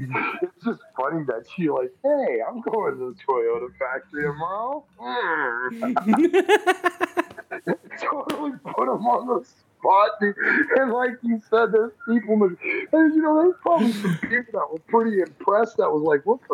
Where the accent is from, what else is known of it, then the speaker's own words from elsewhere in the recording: Bay Area, California, United States; I grew up in the Bay Area, out where you're at, all my life.